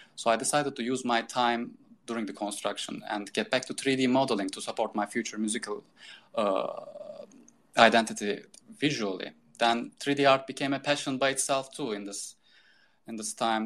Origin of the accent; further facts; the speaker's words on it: Turkey; also born or lived in Istanbul, Turkey / Boston, United States; I decided to move back to my hometown